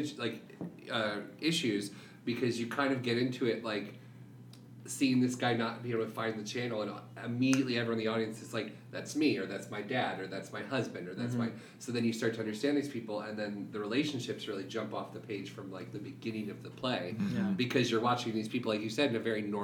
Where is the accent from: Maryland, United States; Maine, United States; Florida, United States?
Florida, United States; northeast; moved away as an adult; now in New York, United States; I'm from Florida, the northeast part, and I went to school in Tallahassee